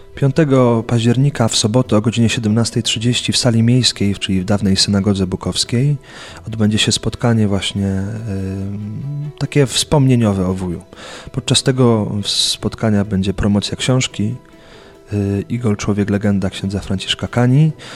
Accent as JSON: {"language": "Polish", "town": "Buk", "region": "Greater Poland", "country": "Poland", "tie": "born or raised there", "said": "w mojej rodzinnej miejscowości w Buku"}